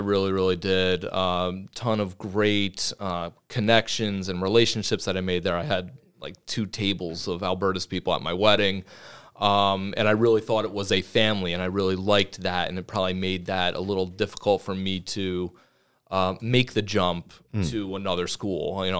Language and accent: English; Beacon, New York, United States; I grew up in Beacon High School. So I went to Beacon High School, graduated in 2001.